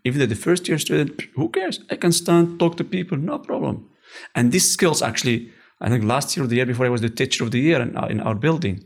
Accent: Morocco; English is a second language; moved away as an adult; also born or lived in Oujda, Morocco / California; now in Netherlands; we are, uh, we are from Rive.

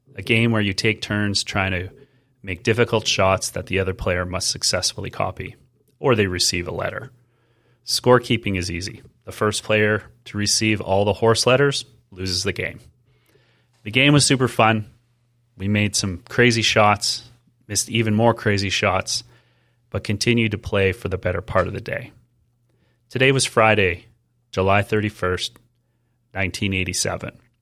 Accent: Edmonton, Alberta, Canada; Growing up in Edmonton meant living in four distinct seasons

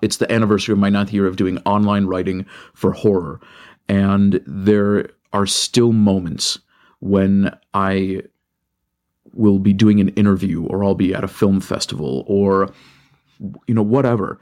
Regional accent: Michigan, United States; I love Michigan and I love, uh, being from here.

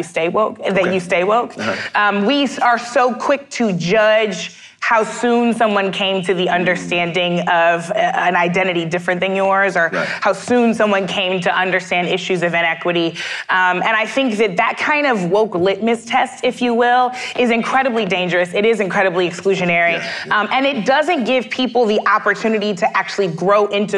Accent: St. Louis, Midwest, United States; now in St. Louis, United States; I say this as a Midwesterner

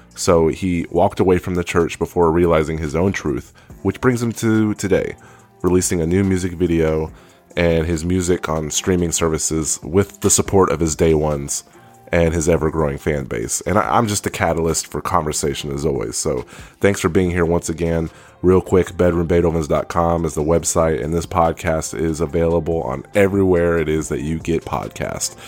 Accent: Central Texas, United States; we grew up in Central Texas, um, Korean black household

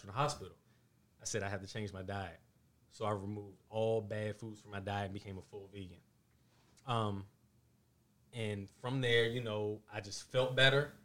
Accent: Mount Rainier, Maryland, United States; also born or lived in Washington, D.C.; I was actually raised in Mount Rainier

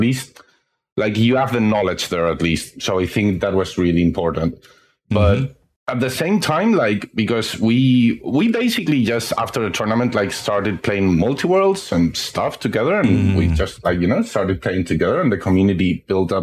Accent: Spain; I've been in Spain my whole life and I'm 35.

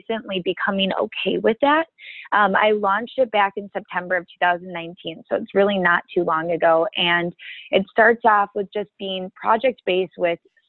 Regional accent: Minnesota, United States; moved away as an adult; now in Chicago, United States; I'm originally from Minnesota.

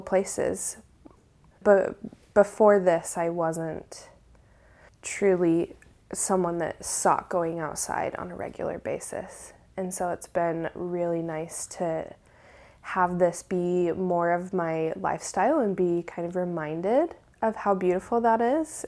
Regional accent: Utah, United States; growing up in Utah, was raised LDS Mormon.

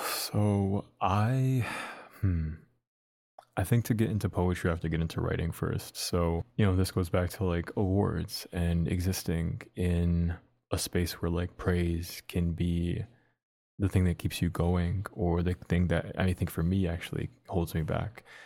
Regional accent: Dearborn, Michigan, United States; also born or lived in Detroit; I was born in Detroit, lived there for, as a baby, moved to Dearborn

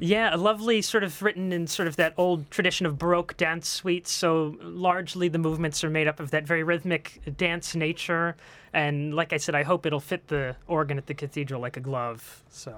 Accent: Franklin Park, Pennsylvania, United States; moved away; I'm actually a native of the area. I grew up in Franklin Park

